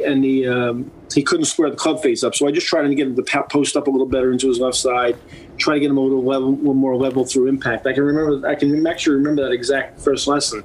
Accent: New York, United States; As a New Yorker

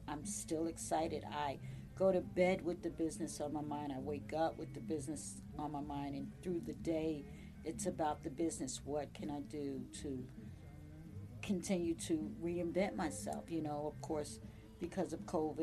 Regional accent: New Jersey, United States; moved away as an adult; now in Virginia, United States; Born and raised in New Jersey, so I grew up in New Jersey. I've been here since 1993.

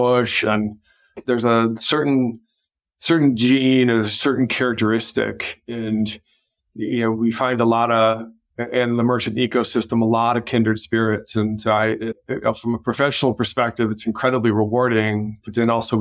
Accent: Colorado, United States; now in California, United States; I grew up in Colorado

